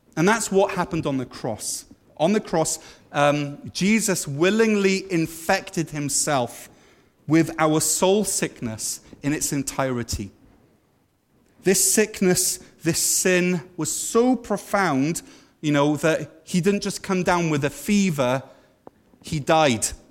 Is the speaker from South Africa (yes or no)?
no; Wales, United Kingdom; now in Canada; we used to say in Wales, we'd say, I'm a Christian because I'm Welsh.